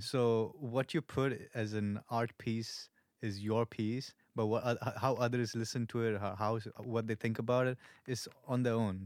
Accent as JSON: {"language": "English", "country": "India", "also_born_or_lived": "Malaysia", "moved": "as an adult", "lives_now": "Melbourne, Australia", "said": "I'm pure Indian. I'm from India."}